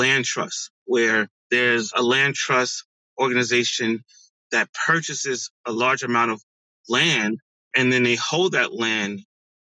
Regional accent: East Orange, New Jersey, United States; also born or lived in Newark; I was born in Newark, grew up in East Orange

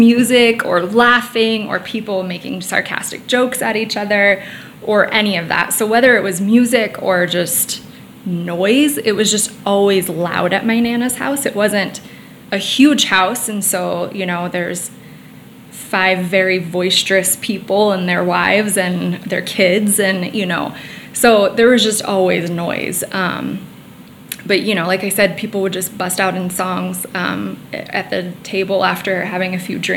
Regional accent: Florida, United States; I grew up in Florida

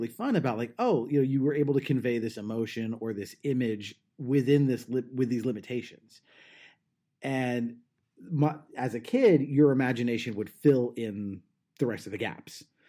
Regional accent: Southern California, United States; I'm from Southern California.

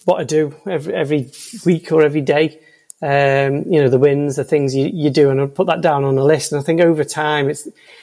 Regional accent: Liverpool, North West England, United Kingdom; I'm from Liverpool, probably you can tell by the accent

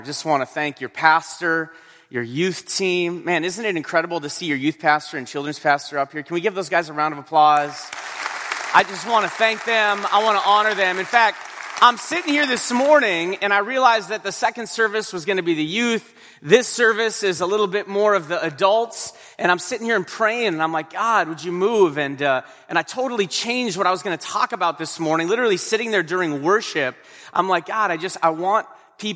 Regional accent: North Dakota, United States; I'm from North Dakota. North Dakota

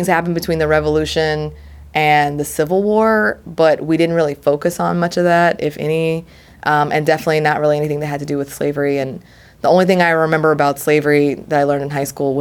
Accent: Maryland, United States; now in Providence, United States; I'm originally from Maryland, border state.

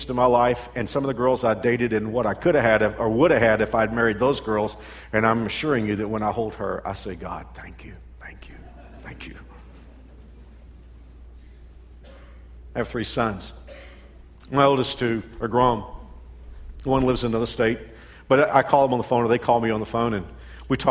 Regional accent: Texas, United States; moved away as an adult; now in Kansas, United States; I came from Texas, and when I went to college in Arlington

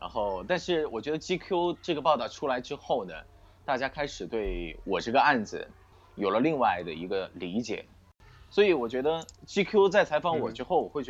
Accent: Sichuan, China; 我是四川人，我的户口在四川成都。然后我的上一份工作是在四川内江，内江是四川的一座地级市。嗯，当时我就觉得说内江距我的家乡比较近。

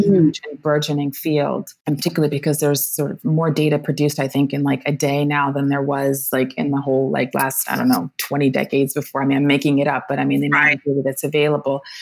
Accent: Washington, District of Columbia, United States; moved away as an adult; also born or lived in New York / Japan; now in Rome, Italy; I grew up in Washington, D.C., in a very vibrant Black Washington

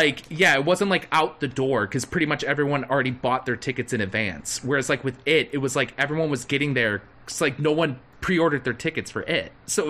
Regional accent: McHenry, Illinois, United States; with my hometown with the McHenry Theater, the McHenry Outdoor Theater.

